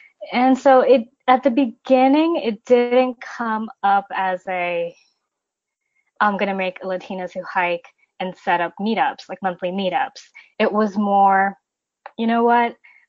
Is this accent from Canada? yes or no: no; Ecuador; also born or lived in United States; I'm originally from Ecuador, and I've kind of lived my life in between Ecuador and the United States, a little bit of background information.